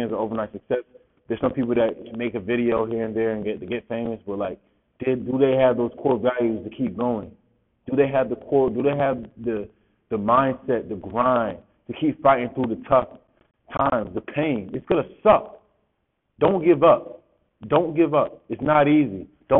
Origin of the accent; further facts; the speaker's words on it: Rochester, New York, United States; I'm from Rochester, New York, so All Greater Rochester football player.